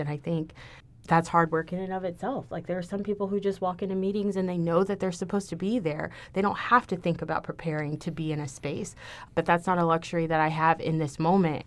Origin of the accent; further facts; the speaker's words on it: Houston, Texas, United States; moved away as an adult; now in Ithaca, United States; I'm from Houston